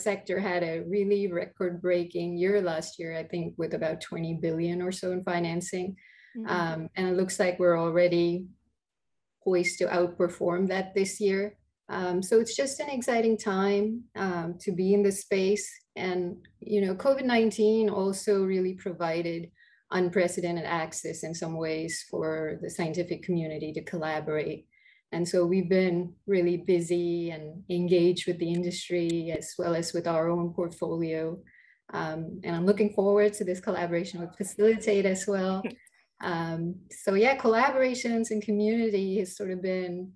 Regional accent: India; moved away as an adult; also born or lived in England; now in United States; I grew up in India, did most of my early education there

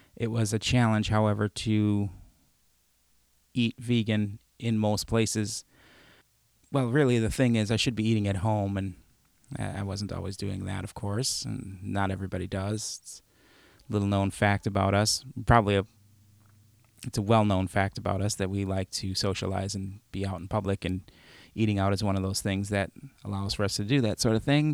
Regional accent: Chicago, Illinois, United States; moved away; also born or lived in Madison; I grew up in Chicago

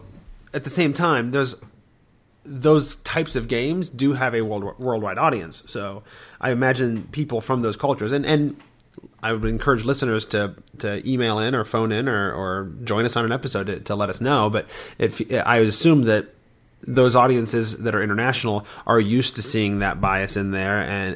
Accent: United States; I'm American

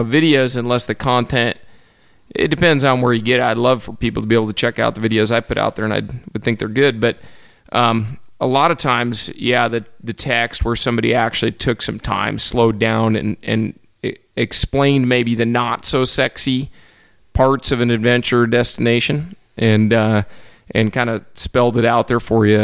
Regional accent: Western Washington, United States; I grew up in Western Washington, which is on one side of the Cascade

